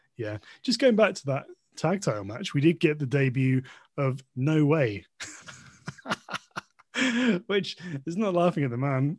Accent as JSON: {"language": "English", "country": "United Kingdom", "said": "as a British wrestling fan, and perhaps as a British person overall."}